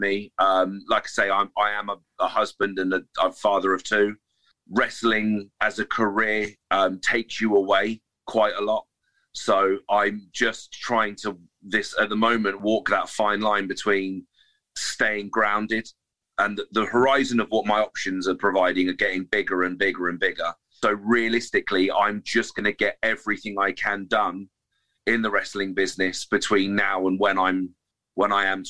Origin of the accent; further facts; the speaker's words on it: Reading, South East England, United Kingdom; in my hometown